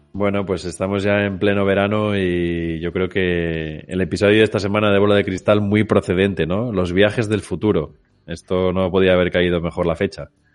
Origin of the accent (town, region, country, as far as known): Spain